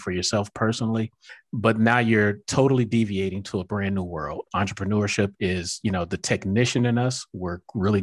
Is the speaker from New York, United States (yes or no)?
no; Miami, Florida, United States; now in Atlanta, United States; my hometown, Miami